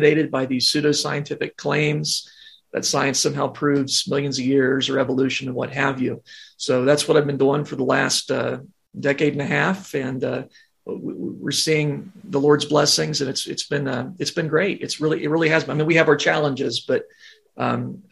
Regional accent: Ohio, United States; I grew up in Ohio

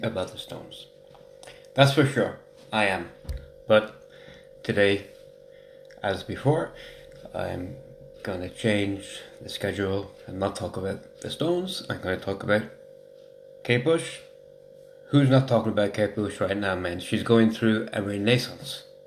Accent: Waterford, Munster, Ireland; I'm from Waterford

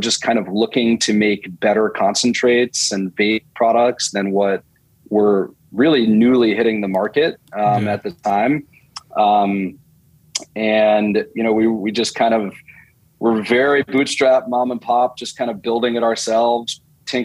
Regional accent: New Jersey, United States; moved away as an adult; also born or lived in Michigan / New York area; now in California, United States; I grew up in New Jersey. So I'm an East Coaster originally

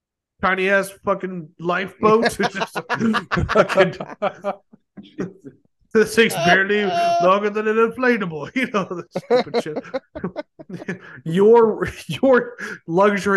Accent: United States; I'm an American

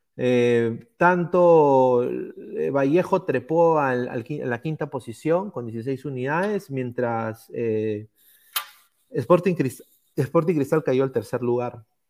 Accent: Peru; moved away; nosotros los peruanos en el extranjero

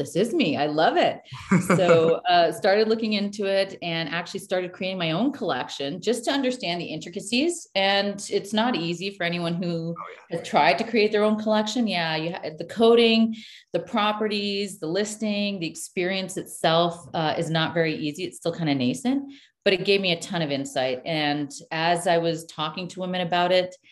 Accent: Canada; moved away; also born or lived in New York / Beirut, Lebanon; I'm born Canadian, but when we moved back to Canada

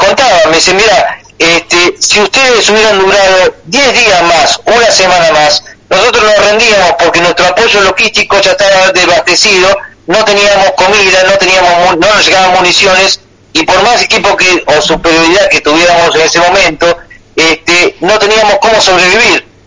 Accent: Argentina

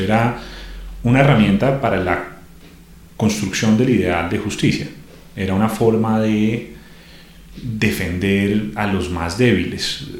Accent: Colombia; a medida que va creciendo en un país como Colombia

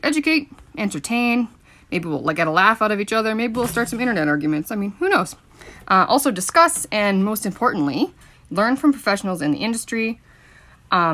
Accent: Milestone, Saskatchewan, Canada; I grew up in Milestone, Saskatchewan on a PFRA ranch

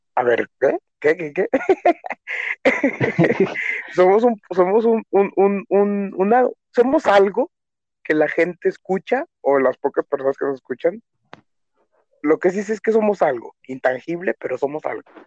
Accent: Mexico; Soy un cocinero mexicano.

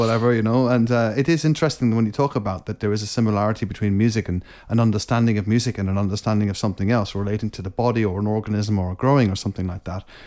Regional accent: Scotland, United Kingdom; moved away; I was born in Scotland

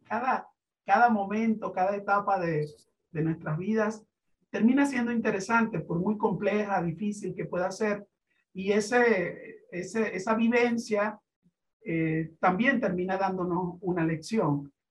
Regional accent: Venezuela; nuestro país, a Venezuela

